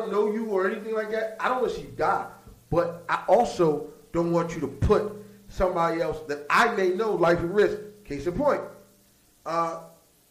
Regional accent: New York City, New York, United States; I'm from Queens

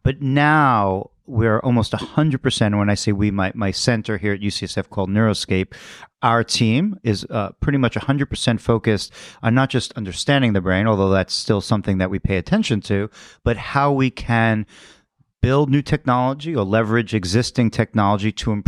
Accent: Queens, New York, United States; Born in Brooklyn, grew up in Queens

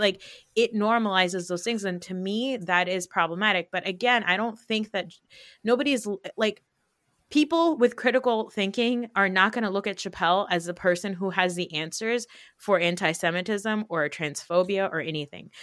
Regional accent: United States; we live in New York, New Jersey area, like, where we've been, like, we grew up around Jewish people

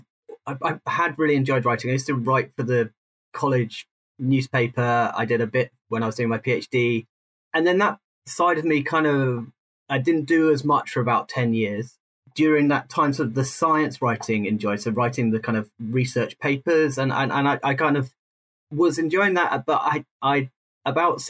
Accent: United Kingdom; moved away; also born or lived in South London; I grew up outside London, but then I lived, when I moved into London, I spent most of my life south of the Thames

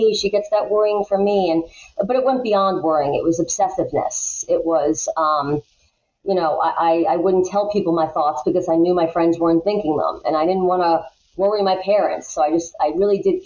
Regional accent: Long Island, New York, United States; I grew up here on Long Island

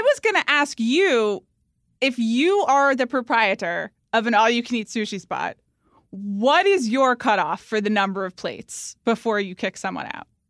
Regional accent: Atlanta, Georgia, United States; moved away; also born or lived in New York; growing up in Atlanta, Georgia

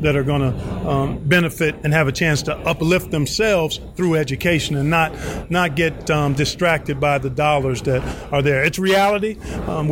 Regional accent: Cleveland, Ohio, United States; also born or lived in Indiana; Grew up in Cleveland, Ohio

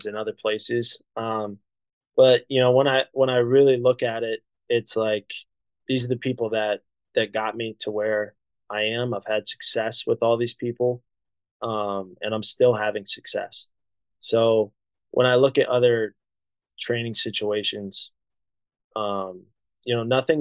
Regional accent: Ohio, United States; also born or lived in Columbus, Ohio; I grew up in Ohio. Columbus is home to me

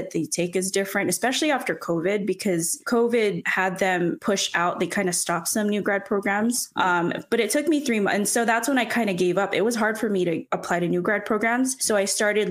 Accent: Orange County, Southern California, United States

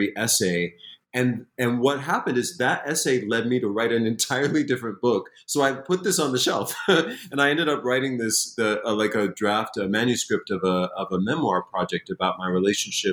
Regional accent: Springfield, Massachusetts, United States; I grew up in Springfield, Massachusetts

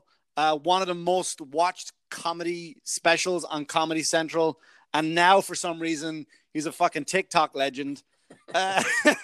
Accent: Ireland; moved away; also born or lived in New York; I'm from Ireland

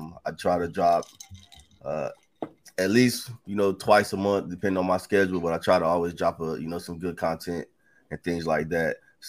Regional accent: Goldsboro, North Carolina, United States; moved away; I'm originally from North Carolina, Goldsboro, to be exact. I'm 34 years old. 10 and a half years military, serving the military. I'm in the Army currently.

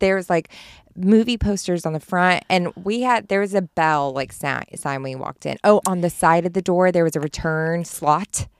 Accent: Springdale, Arkansas, United States; there was, like, six thousand in my hometown

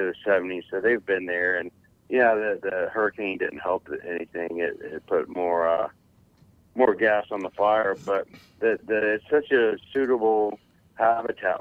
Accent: South Florida, United States; Right here in South Florida, you know, Central South Florida.

